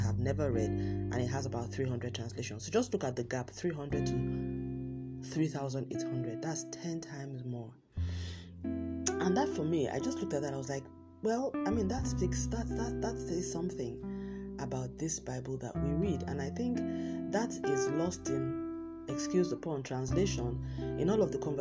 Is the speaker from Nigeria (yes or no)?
yes; Southwest Nigeria, Nigeria; in my home country, Nigeria, in parts of Nigeria, in the southwest part of Nigeria, where I come from